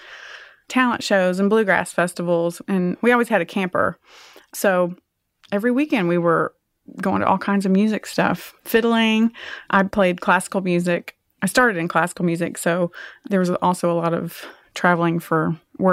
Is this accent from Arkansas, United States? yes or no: yes; Springdale, Arkansas, United States; it was a great place to grow up. I guess some people just expect that I grew up in the country, but I really didn't. I mean, I grew up in a little neighborhood